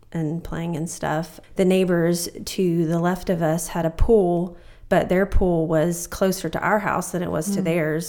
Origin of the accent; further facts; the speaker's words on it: Bowling Green, Kentucky, United States; moved away; I grew up in Bowling Green, Kentucky